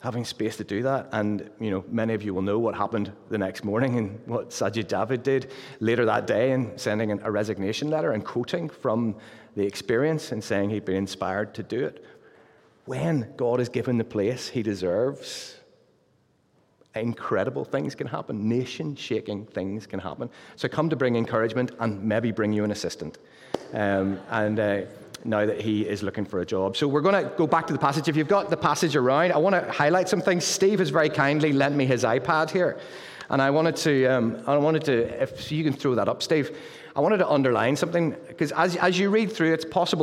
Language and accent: English; Luton, East of England, United Kingdom; now in Pinhoe, United Kingdom; as you can tell from the accent, I'm from Luton. And happily since April the 12th, we've been residents of Pinhoe